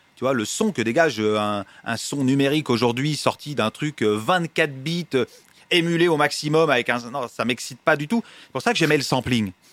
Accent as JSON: {"language": "French", "town": "Paris", "region": "Île-de-France", "country": "France", "tie": "born or raised there", "said": "je viens du Marais"}